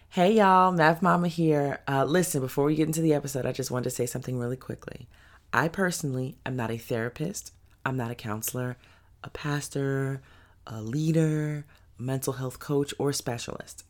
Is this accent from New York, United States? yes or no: yes; New York City, New York, United States; accent: Brooklyn; moved away as an adult; now in Atlanta, United States; I currently live, um, just outside of Atlanta, but I'm a native New Yorker, Brooklyn to the bone, East New York to be pre-, precise